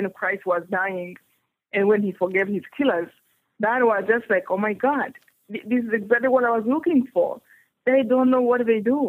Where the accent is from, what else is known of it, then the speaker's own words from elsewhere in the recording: Rwanda; English is a second language; moved away; I come from Rwanda